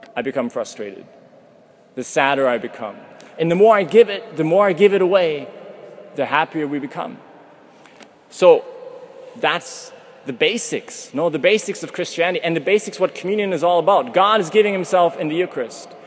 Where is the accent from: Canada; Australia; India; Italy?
Canada; moved away as an adult; now in Vienna, Austria; from Canada